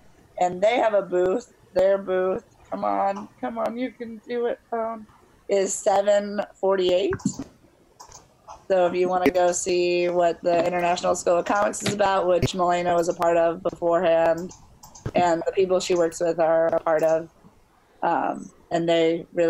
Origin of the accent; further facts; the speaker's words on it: Chicago, Illinois, United States; I am from Chicago